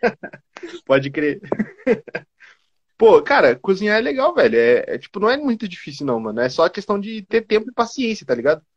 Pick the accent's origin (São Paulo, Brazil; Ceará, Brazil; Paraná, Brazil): Paraná, Brazil; Curitiba; eu sou de Curitiba